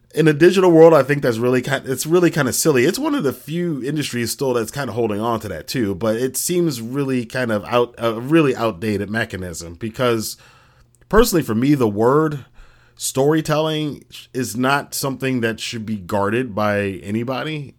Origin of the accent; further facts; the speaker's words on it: United States